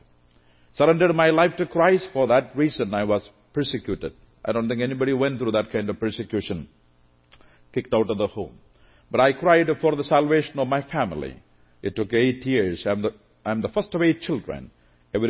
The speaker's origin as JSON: {"language": "English", "country": "India", "said": "since I'm from India"}